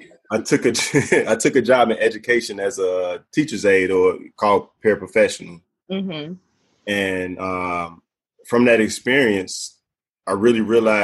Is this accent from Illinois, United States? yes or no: yes; Chicago, Illinois, United States; I was born and raised in Chicago, grew up on the South Side